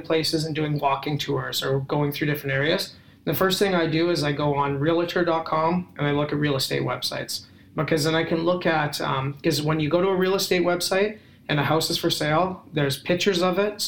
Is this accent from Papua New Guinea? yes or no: no; Canada; I'm a Canadian